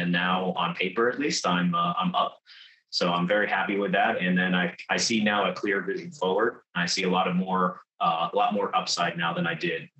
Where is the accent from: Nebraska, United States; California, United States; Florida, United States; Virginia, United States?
Virginia, United States; now in North Carolina, United States; Right now, I'm stationed in North Carolina. I've got all over, kind of originally from Virginia, but I've recently, for the last 9 years, I've been stationed in Eastern North Carolina as a service member in the United States Marine Corps.